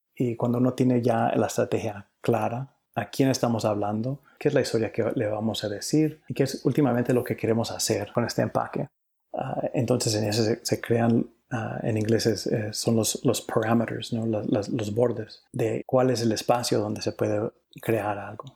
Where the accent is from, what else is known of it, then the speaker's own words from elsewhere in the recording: Cali, Valle del Cauca, Colombia; also born or lived in New York, United States; now in United States; nací en, en Cali, Colombia